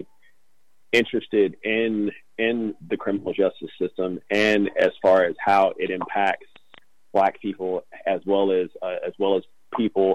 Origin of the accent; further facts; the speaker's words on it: Kansas City, Missouri, United States; now in San Francisco, United States; I'm a writer from Kansas City, Missouri